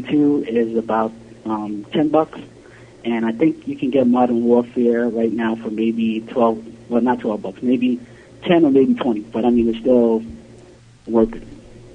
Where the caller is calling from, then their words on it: New York City, New York, United States; Hey, what's up, guys? This is … from New York City.